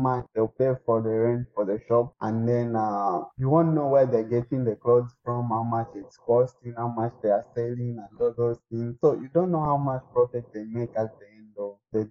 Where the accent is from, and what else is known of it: Zambia; moved away as an adult; now in Moscow, Russia